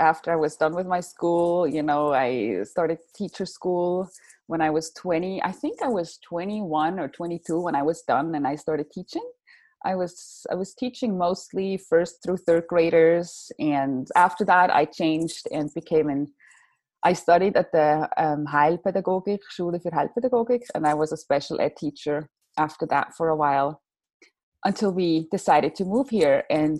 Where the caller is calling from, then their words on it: California, United States; also born or lived in Switzerland; I am talking from California, where I moved from. That was what, like now 3 years ago. We moved to California from Switzerland.